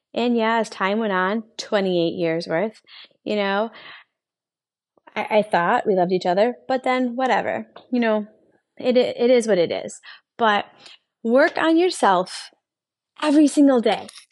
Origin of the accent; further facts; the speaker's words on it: Buffalo, New York, United States; also born or lived in Rochester, New York; I'm from Buffalo, New York. That's where I was born and raised, and I moved to Rochester when I was nineteen